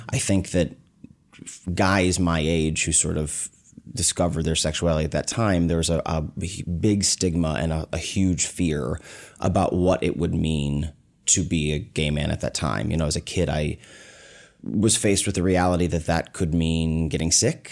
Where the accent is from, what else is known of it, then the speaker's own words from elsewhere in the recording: Omaha, Nebraska, United States; I was born in Omaha, Nebraska